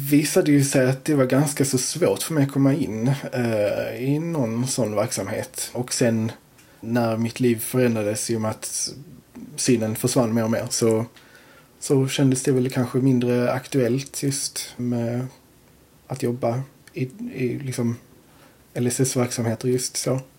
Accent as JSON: {"language": "Swedish", "town": "Torekov", "region": "Skåne", "country": "Sweden", "tie": "born or raised there", "lives_now": "Landskrona, Sweden", "said": "Torekov från början. Eh, sen har jag flyttat runt en del och nu har jag hamnat i Landskrona."}